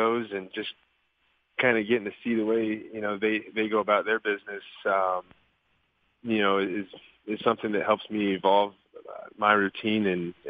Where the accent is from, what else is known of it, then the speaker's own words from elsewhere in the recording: Southwest, United States; I was raised in the Southwest and, my baseball career in the major league started kind of right around there